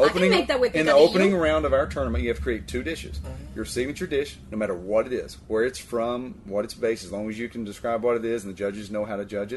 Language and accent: English; the South, United States; I'm from the South